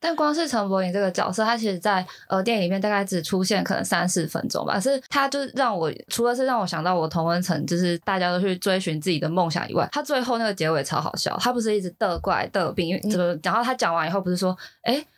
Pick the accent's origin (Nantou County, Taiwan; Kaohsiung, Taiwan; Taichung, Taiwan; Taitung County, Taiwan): Kaohsiung, Taiwan; moved away as an adult; now in Taipei, Taiwan; 我之前住高雄的时候，因为高中我们家三个小孩都在比较市区上学，所以我们三个其实是自己住到外面的